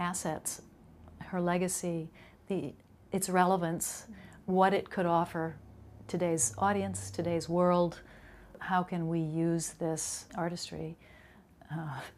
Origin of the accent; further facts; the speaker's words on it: Midwest, United States; moved away as an adult; also born or lived in New York City; I was from the Midwest. I came to New York City at 18.